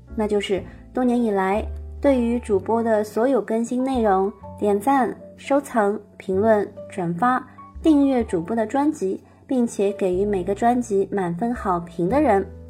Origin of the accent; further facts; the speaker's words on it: Shanghai, China; moved away as an adult; now in Germany; 我依然生活在我的故乡上海，还是现在旅居在德国